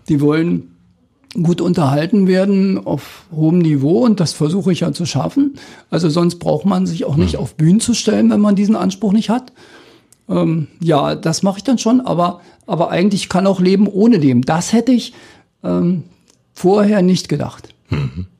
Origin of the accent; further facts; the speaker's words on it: Spreewald, Lusatia, Brandenburg, Germany; accent: Spreewälder Mundart; moved away as an adult; also born or lived in Dissen; now in Cottbus, Germany; in meinem Heimatdorf weiß ich es ja genau, bis 1815 wurde praktisch nicht Deutsch gesprochen